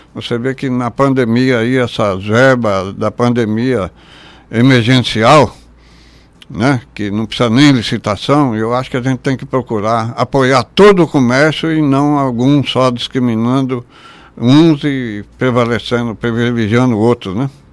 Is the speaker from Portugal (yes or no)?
no; Brazil; Eu nasci em Galha, me criei em Galha, minha família toda está em Galha